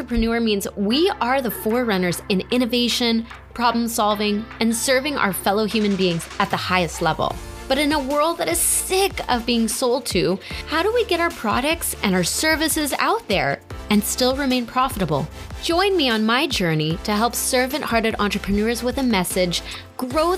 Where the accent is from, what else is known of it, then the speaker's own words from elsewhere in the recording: Canada; I'm Canadian. I'm not from any state